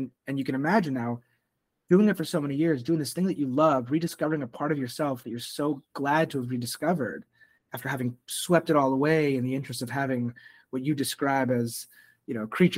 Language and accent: English; Montreal, Quebec, Canada; moved away; also born or lived in Toronto; I was born in Montreal.